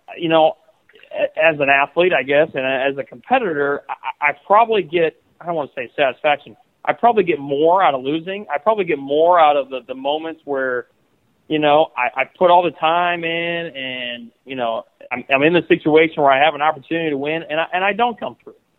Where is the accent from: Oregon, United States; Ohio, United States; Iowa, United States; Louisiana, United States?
Iowa, United States; growing up in Iowa